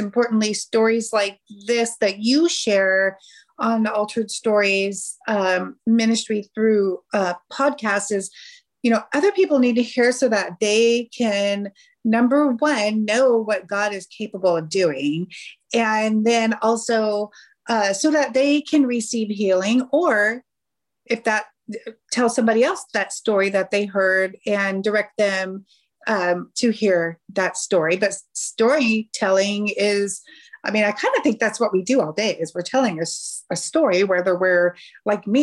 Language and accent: English; California, United States; moved away as an adult; now in Kansas City area, United States; I am originally from California